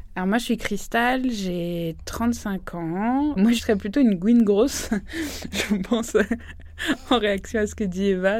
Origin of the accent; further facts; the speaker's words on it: Île-de-France, France; j'ai grandi en Île-de-France